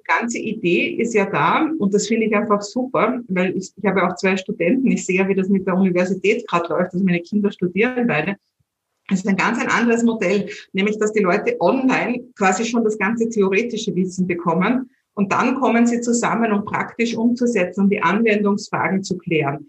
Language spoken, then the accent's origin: German; Vienna, Austria; accent: Viennese; meinen Wiener Dialekt